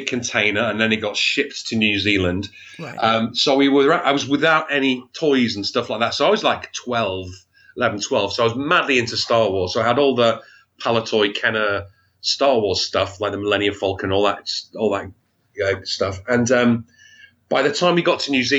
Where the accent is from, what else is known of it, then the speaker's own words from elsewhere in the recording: Wigan, North West England, United Kingdom; originally, I was brought up in a place called Wigan